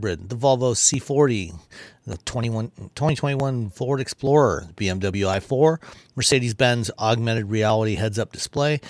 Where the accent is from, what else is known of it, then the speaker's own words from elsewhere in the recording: Canada; now in Michigan, United States; growing up in Canada, a lot of my friends like to have gravy on their french fries